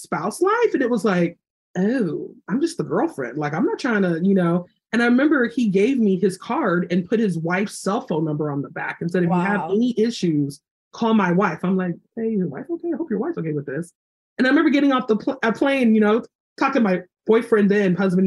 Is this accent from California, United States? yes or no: yes; Los Angeles, California, United States; moved away as an adult; also born or lived in South Carolina; I'm from Los Angeles.